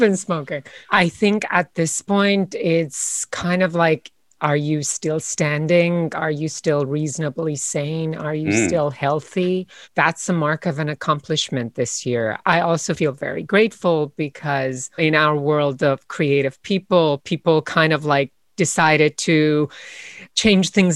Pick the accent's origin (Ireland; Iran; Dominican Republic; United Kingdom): Iran; now in United States; I was born in Iran a year before the Iranian Revolution.